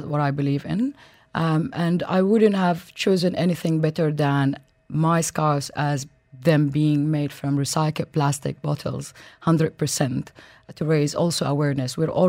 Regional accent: Yemen; moved away; also born or lived in Sudan; I come from Sudan. I grew up in Yemen

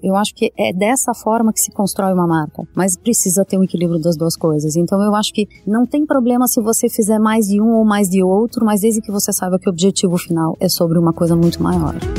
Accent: Curitiba, Paraná, Brazil; moved away; sou curitibana

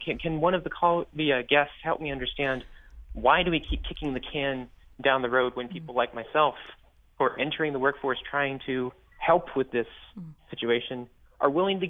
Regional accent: Texas, United States; moved away; Yes. I was born and bred in Texas, and I'm a young educator, primarily in the private sector.

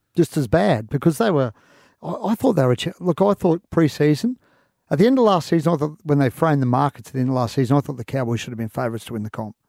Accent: Queensland, Australia; as a Queenslander

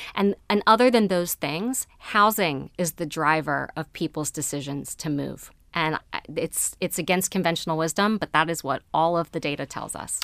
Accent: Baltimore County, Maryland, United States; I grew up in Baltimore County

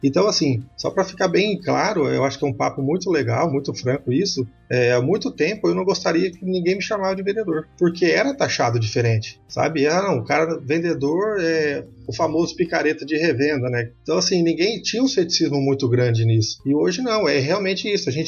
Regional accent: Paraná, Brazil; now in Mato Grosso do Sul, Brazil; E agora estamos aqui no Mato Grosso do Sul, conhecendo a nova região, pertinho da, da, da onde que a gente saiu do Paraná, né, mais próximo da família.

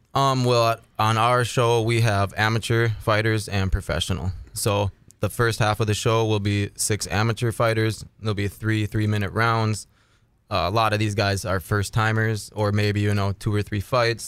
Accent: Ada, Minnesota, United States; I'm from Ada, Minnesota.

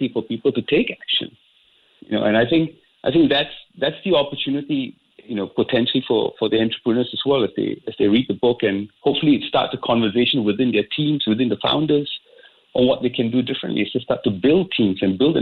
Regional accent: Singapore; I grew up in Singapore. I didn't do much traveling out of Singapore

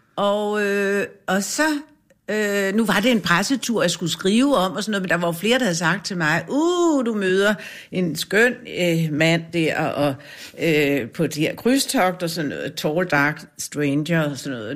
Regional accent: Grønholt, Capital Region of Denmark, Denmark; I Grønholdt ved Fredensborg

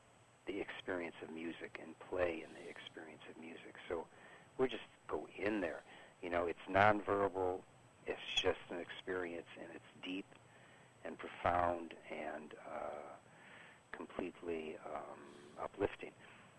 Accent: Chicago, Illinois, United States; Originally, I am from Chicago.

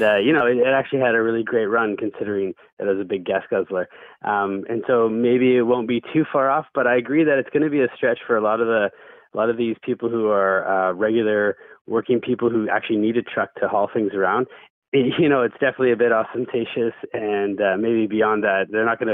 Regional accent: the Okanagan, British Columbia, Canada; moved away; I'm from the Okanagan originally, and I mean, getting a truck was a rite of passage

